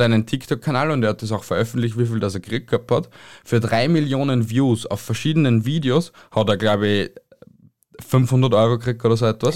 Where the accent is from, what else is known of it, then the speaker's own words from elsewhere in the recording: Austria; bei uns in Österreich